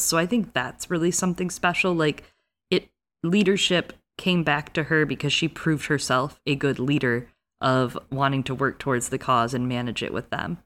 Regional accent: United States

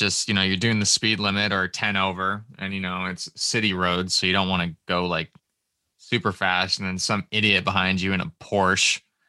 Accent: Burlington, Ontario, Canada; I'm from Burlington, man.

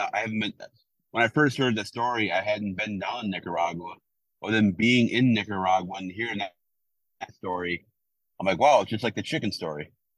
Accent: Milwaukee, Wisconsin, United States; moved away; I'm from Milwaukee.

